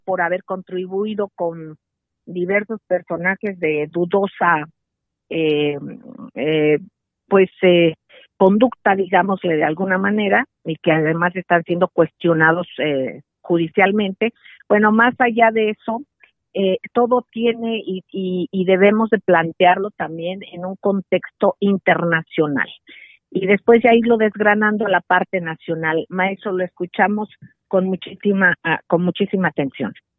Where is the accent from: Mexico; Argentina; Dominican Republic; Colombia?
Mexico; como mexicanos